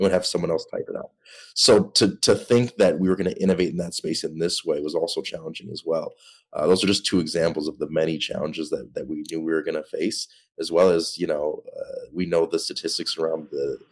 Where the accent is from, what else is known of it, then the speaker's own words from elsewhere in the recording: St. Paul, Minnesota, United States; Mike and I growing up in St. Paul